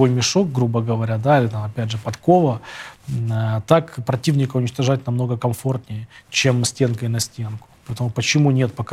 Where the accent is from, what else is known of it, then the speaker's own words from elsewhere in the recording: Kyiv, Ukraine; moved away; also born or lived in Boryspil; родился в Борисполе, да, Борисполь. в Киеве жил все эти годы.